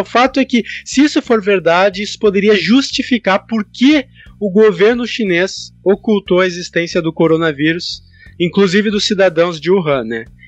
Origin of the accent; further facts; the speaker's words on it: Porto Alegre, Rio Grande do Sul, Brazil; Eu sou de Porto Alegre